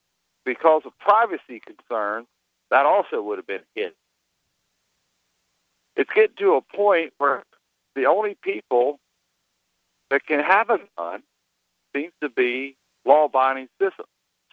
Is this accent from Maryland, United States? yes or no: yes; Maryland, United States; now in Northern Michigan, United States; Yeah, I'm calling you from Northern Michigan. I'm formerly from Maryland. The reason that I called was because you had a feller by the name of Glenn on a little while ago, and he seemed to carry the mentality of Maryland that actually made me want to leave the state.